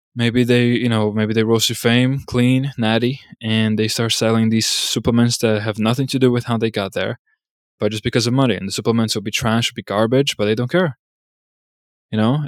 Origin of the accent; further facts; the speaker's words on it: United States; As an American